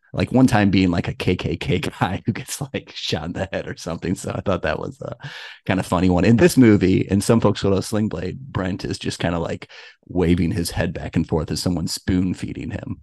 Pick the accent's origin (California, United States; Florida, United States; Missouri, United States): Missouri, United States; St. Louis; I'm from Saint Louis and I went to a Saint Louis high school